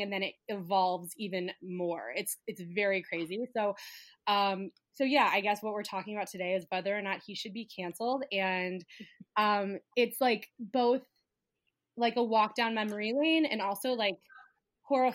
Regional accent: United States; I'm Jewish American

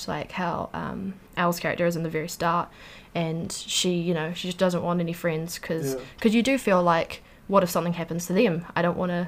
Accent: New Zealand; also born or lived in Wellington; I was living in Wellington, and my hometown is like 2 hours away, roughly

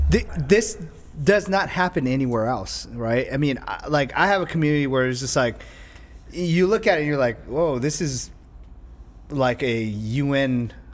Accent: Southern California, United States; also born or lived in Laos / Orange County; growing up in Southern California and having so much diversity

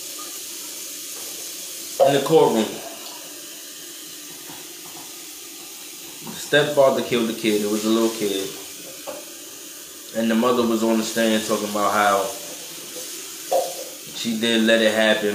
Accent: New York, United States; I'm from New York

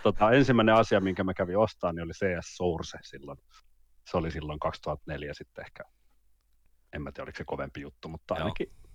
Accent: Vantaa, Uusimaa, Finland; also born or lived in Jyväskylä / Mikkeli / Helsinki; Mä oon syntynyt Jyväskylässä vuonna 1984. ja tota, en tiedä. siitä siitä Mikkelin kahdeksaksi vuodeksi ja sitten 93 vuonna kolmannelle luokalle meni Vantaalla

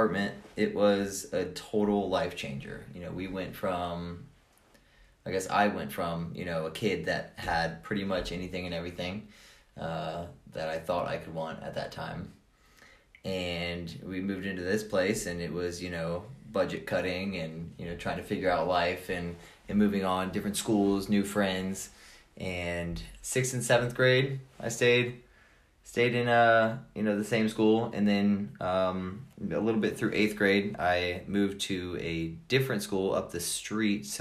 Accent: Columbus, Grove City until 10, then Sylvania, Ohio, United States; moved away as an adult; also born or lived in Toledo, Ohio / Hawaii / Austin, Texas / Houston, Texas; now in Asheville, United States; I was born in Columbus, Ohio, at Mount Carmel West

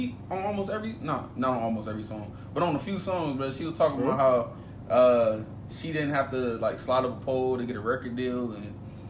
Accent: Miami, Florida, United States; I'm from Miami

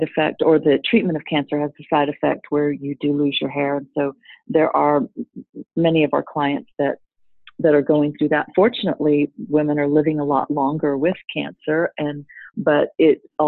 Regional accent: Texas, United States; accent: southern; moved away; also born or lived in Singapore / Dubai; a Texas girl

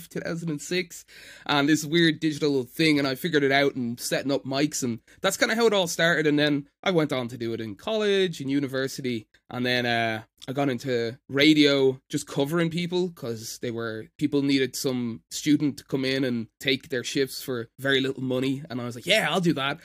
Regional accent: Ireland; accent: Irish; I'm Irish

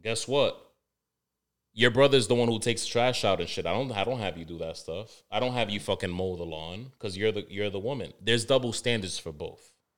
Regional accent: New York City, New York, United States; I'm from Harlem

